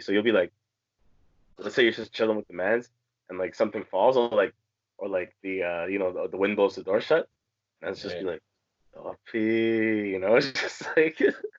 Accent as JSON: {"language": "English", "town": "Toronto", "region": "Ontario", "country": "Canada", "tie": "born or raised there", "said": "People probably wouldn't assume I was from Toronto because I don't talk like a typical Toronto man, you know. But like there's actually people that in Toronto, I'm not kidding, I'll meet from my childhood"}